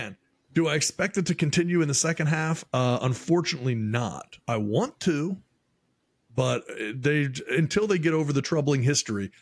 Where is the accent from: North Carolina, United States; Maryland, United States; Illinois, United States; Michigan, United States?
Maryland, United States; Baltimore; I'm from Baltimore